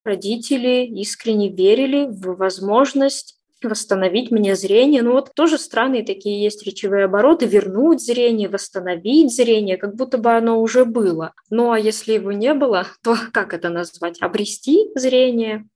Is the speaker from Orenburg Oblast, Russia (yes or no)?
yes; Orsk, Orenburg Oblast, Russia; now in Yekaterinburg, Russia; в моем родном городе, а родилась я не в Екатеринбурге, а в Оренбургской области, город Орск